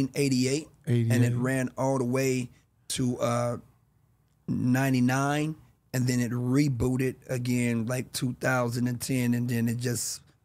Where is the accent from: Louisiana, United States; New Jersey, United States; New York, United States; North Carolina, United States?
Louisiana, United States; Shreveport; moved away; also born or lived in Los Angeles County, California; I'm originally by way of Shreveport, Louisiana.